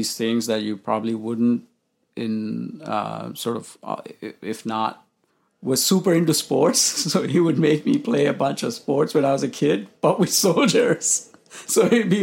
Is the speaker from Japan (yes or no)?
no; Colombo, Western Province, Sri Lanka; moved away as an adult; now in United States; I was born in Colombo, Sri Lanka, which is the capital